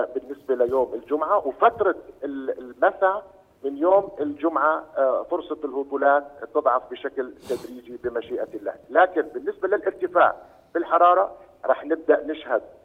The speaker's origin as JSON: {"language": "Arabic", "country": "Jordan", "said": "عندنا بالاردن"}